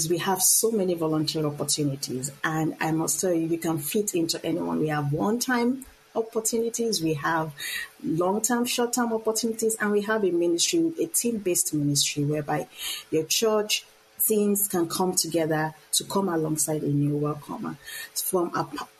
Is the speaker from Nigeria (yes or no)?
yes; Nigeria; moved away as an adult; now in United States; I am originally from Nigeria